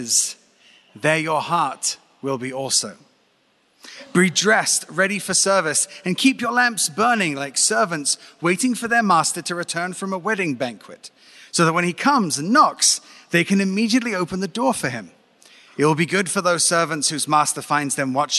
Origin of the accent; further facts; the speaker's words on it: Brighton, South East England, United Kingdom; now in Jerusalem, Israel; That's it, Brighton, England.